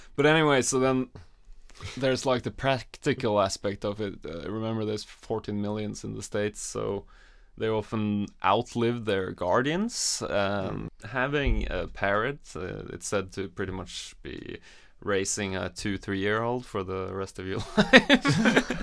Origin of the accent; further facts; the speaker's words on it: Norway; I'm from Norway